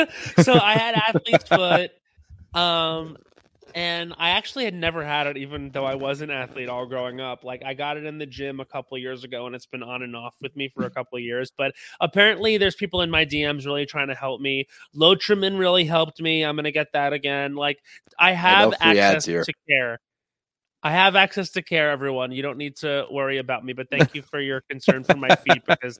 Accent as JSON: {"language": "English", "region": "New York", "country": "United States", "tie": "born or raised there", "said": "So Melissa Gorga reminds me of the girls I grew up with. I grew up on Long Island."}